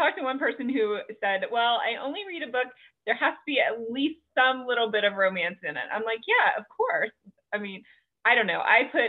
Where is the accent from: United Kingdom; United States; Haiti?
United States; the South; oh my goodness, I was raised in the South.